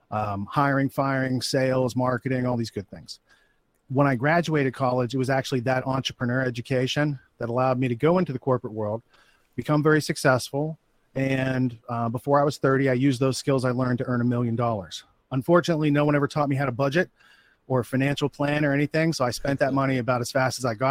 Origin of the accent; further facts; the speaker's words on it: Western Pennsylvania, United States; moved away; I grew up in Western Pennsylvania. So like in the woods, it was pretty rural